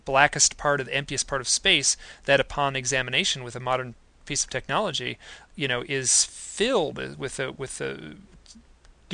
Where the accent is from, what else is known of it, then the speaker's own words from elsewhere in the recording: Detroit, Michigan, United States; I grew up in Detroit.